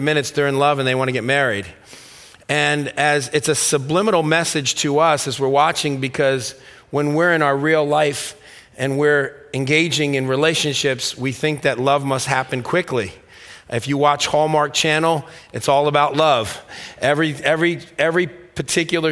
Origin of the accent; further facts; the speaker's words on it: Stamford, Connecticut, United States; When I grew up in Stamford, Connecticut